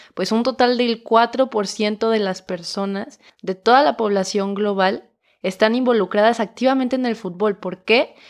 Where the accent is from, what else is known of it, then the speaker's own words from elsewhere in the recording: Mexico; si eres mexicano como yo